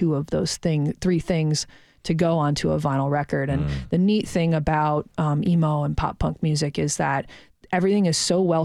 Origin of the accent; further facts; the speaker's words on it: just outside of Detroit, Michigan, United States; also born or lived in Ann Arbor, Michigan; I grew up just outside of Detroit